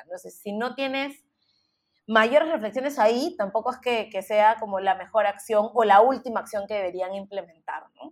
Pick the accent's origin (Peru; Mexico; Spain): Peru; now in United States; como peruanos